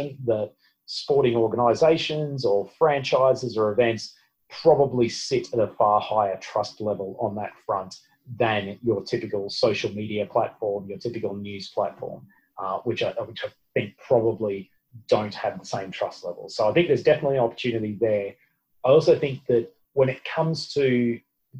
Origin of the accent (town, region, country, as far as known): Australia